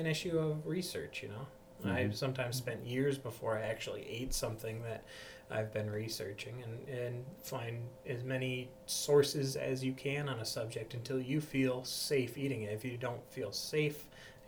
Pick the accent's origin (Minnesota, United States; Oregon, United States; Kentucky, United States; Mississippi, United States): Minnesota, United States; Backus; I'm a local boy. I was born and raised in the Bacchus area